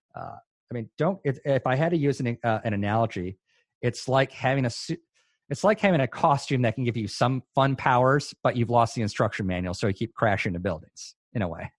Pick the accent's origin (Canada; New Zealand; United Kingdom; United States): United States; Hawaii; moved away as an adult; also born or lived in Chicago suburbs, Illinois; now in Durham, United States; I'm from Hawaii, born and raised